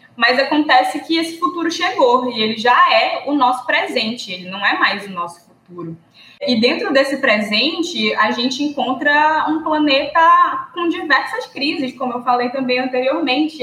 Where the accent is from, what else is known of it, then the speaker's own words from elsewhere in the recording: Amapá, Brazil; also born or lived in Pará; do Amapá também, do lugar onde eu moro, do lugar onde eu me criei